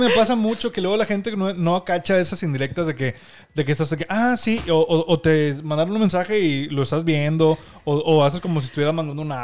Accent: Monterrey, Nuevo León, Mexico; nosotros somos de Monterrey, Nuevo León. Bueno, ella y yo, o sea, Denise y yo

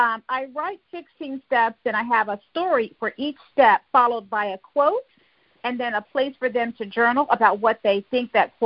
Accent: Fayetteville, North Carolina, United States; I'm originally from Fayetteville, North Carolina. That's right, I'm a U.S. Army veteran and a U.S. Army brat.

